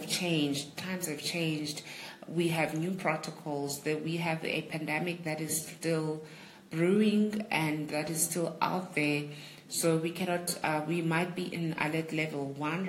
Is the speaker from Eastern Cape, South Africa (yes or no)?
yes; Ntabankulu, Eastern Cape, South Africa; Ngumxhosa, and my tribe, tribe yamaMpondo, and I'm from the Eastern Cape, in a town called Untabankulu, and that's where my heritage is